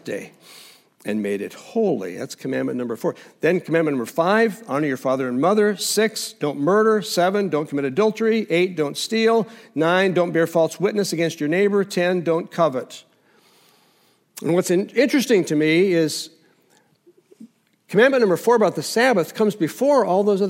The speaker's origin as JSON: {"language": "English", "country": "United States", "said": "we, as American Christians"}